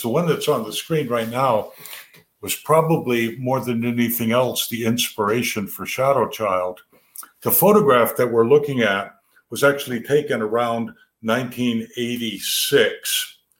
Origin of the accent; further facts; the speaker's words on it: Chester, Vermont, United States; two boys growing up in Chester